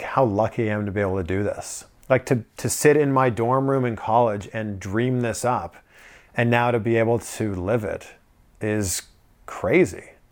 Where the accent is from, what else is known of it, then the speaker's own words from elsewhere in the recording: Pickering, Ontario, Canada; moved away as an adult; also born or lived in Toronto / Vancouver; now in South Florida, United States; my hometown in Pickering, living at my parents' house